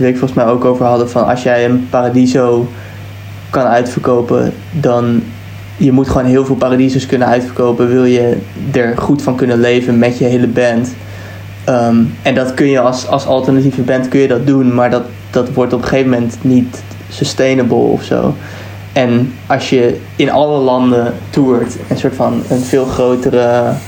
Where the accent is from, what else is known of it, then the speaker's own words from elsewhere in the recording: Netherlands; now in England; wij als Nederlanders